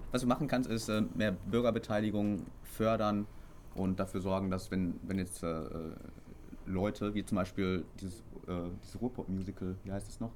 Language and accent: German; Herne, North Rhine-Westphalia, Germany; now in Castrop-Rauxel, Germany; ich bin ja eigentlich in Herne aufgewachsen bis zu meinem 15. Lebensjahr und erst dann sind wir übergesiedelt